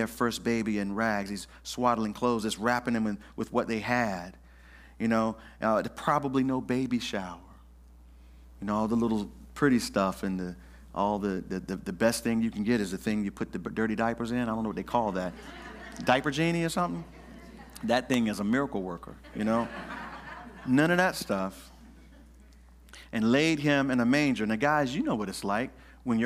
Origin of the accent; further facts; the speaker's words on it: the South, United States; And I'm from the South. We didn't have street lights. I'm from the farm. We had what's called an area light.